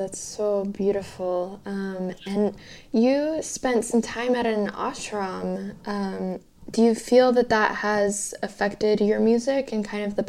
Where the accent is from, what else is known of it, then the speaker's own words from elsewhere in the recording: Los Angeles, California, United States; I grew up in Los Angeles.